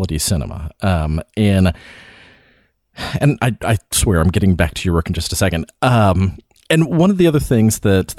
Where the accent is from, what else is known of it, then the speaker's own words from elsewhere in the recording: the South, Appalachia, United States; living in the South, growing up around Appalachia, you know, like there's a lot of folk art around here